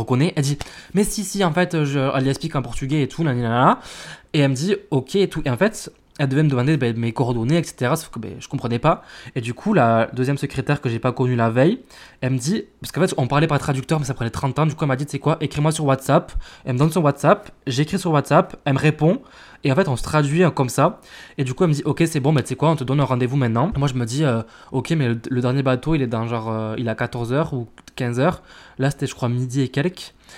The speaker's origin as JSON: {"language": "French", "country": "France", "said": "on est français"}